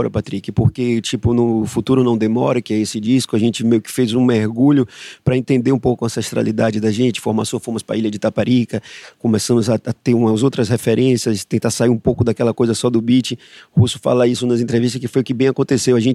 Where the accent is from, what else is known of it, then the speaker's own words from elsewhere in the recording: Brazil; somos brasileiros, somos trópicos, nos trópicos, vividos, né?